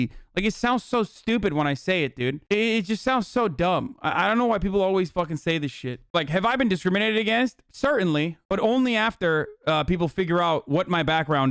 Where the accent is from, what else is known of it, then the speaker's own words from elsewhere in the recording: Turkey; moved away; I grew up in Turkey, far away from black culture